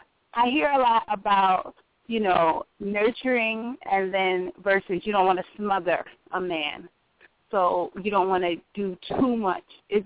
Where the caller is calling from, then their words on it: Pennsylvania, United States; I'm calling from Pennsylvania.